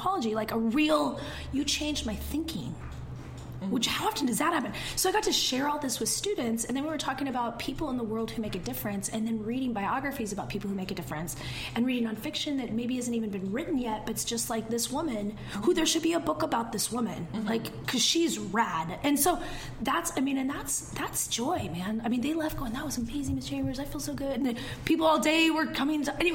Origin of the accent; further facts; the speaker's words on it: Eastern Washington, United States; now in Seattle, United States; I'm from Eastern Washington